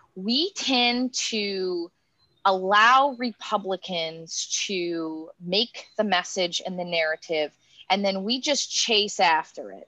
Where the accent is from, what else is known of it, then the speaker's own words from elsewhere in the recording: Appalachian Pennsylvania, United States; now in Kentucky, United States; I am from Appalachia, not Appalachian Kentucky, but Appalachian Pennsylvania.